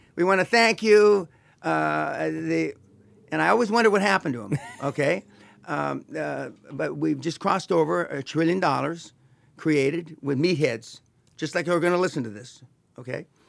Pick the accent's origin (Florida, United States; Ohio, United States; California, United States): California, United States; Los Angeles; I'm from East L A, uh, not too far from here. uh, Boyle Heights